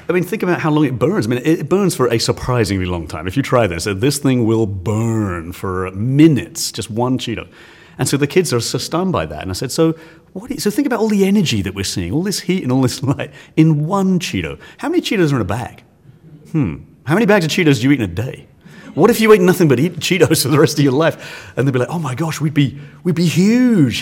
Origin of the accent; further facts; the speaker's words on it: England, United Kingdom; now in Texas, United States; I, I am English